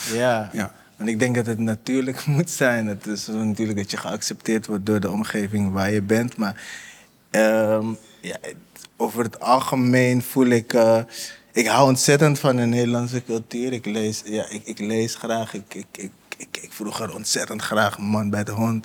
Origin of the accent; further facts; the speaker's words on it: Amsterdam, North Holland, Netherlands; ik kom uit de Bijlmer, ja. Ik kom uit de Bijlmer.